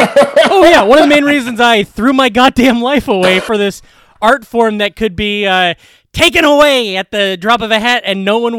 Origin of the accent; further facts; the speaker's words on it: Glenwood, Iowa, United States; my hometown, Glenwood.